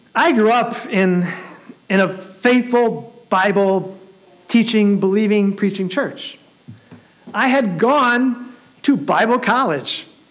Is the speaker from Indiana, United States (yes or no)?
yes; Elkhart, Indiana, United States; I grew up in Elkhart.